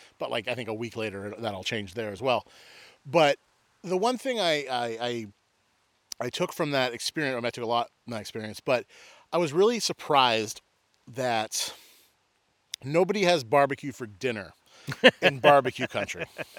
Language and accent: English; Northeast, United States; growing up in the Northeast